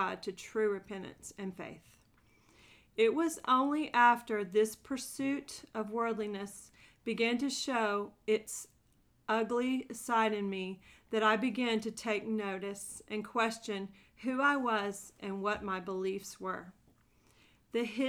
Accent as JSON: {"language": "English", "town": "Nashville", "region": "Tennessee", "country": "United States", "said": "I am from Nashville, Tennessee"}